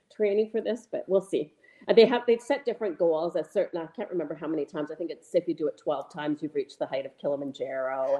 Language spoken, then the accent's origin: English; Calgary, Alberta, Canada; now in Whistler, Canada; I grew up in Calgary